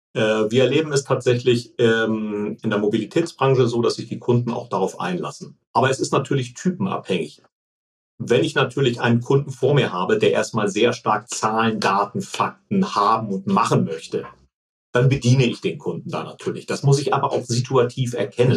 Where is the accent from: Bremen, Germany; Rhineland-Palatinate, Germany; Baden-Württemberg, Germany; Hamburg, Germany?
Hamburg, Germany; also born or lived in Munich